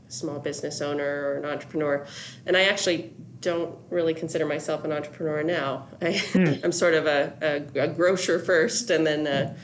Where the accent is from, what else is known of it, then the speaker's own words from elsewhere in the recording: Colorado Springs, Colorado, United States; also born or lived in New York City; Yeah, I'm a native. So grew up here, have lived up and down the Front Range, did a short time in New York City after college, and then have been back in the Springs for about 7 or 8 years.